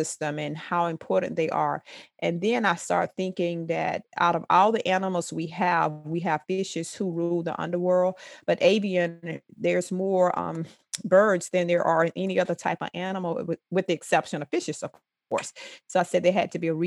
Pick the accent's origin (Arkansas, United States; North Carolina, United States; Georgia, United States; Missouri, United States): Georgia, United States; Thomasville; growing up in Thomasville, I spent a lot of time in the country